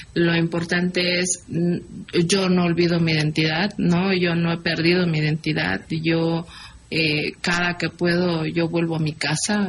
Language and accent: Spanish; Juchitán, Oaxaca, Mexico; moved away; mi pueblo es una pequeña localidad que pertenece a un pueblo aguerrido que es Guchitán